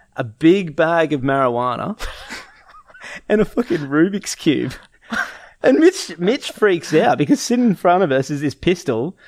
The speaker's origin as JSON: {"language": "English", "town": "Gold Coast", "region": "Queensland", "country": "Australia", "tie": "born or raised there", "said": "We grew up on the Gold Coast."}